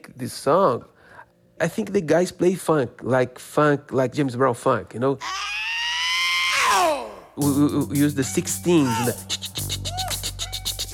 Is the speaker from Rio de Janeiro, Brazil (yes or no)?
yes; Rio de Janeiro, Brazil; English is a second language; moved away as an adult; now in Los Angeles, United States; I'm feel more Brazilian here